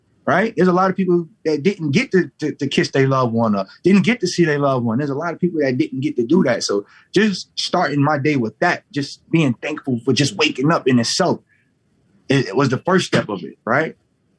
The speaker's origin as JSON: {"language": "English", "region": "New York", "country": "United States", "tie": "born or raised there", "also_born_or_lived": "Southern US", "said": "I grew up in New York and down south. I got best of both worlds."}